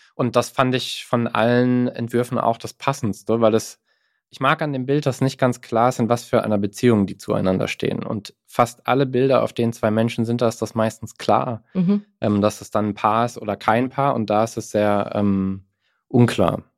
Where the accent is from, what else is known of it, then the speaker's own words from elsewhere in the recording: Mannheim, Baden-Württemberg, Germany; ich bin in Mannheim aufgewachsen